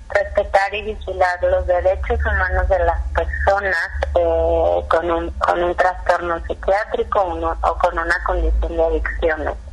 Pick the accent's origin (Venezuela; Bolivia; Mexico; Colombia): Mexico; Jalisco; específicamente en nuestro estado, en Jalisco